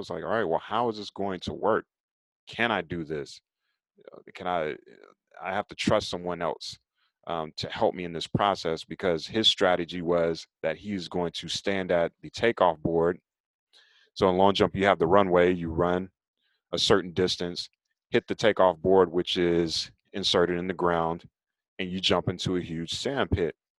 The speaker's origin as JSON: {"language": "English", "town": "Raleigh", "region": "North Carolina", "country": "United States", "tie": "born or raised there", "said": "I'm originally from Raleigh, North Carolina, and as a kid growing up in Raleigh"}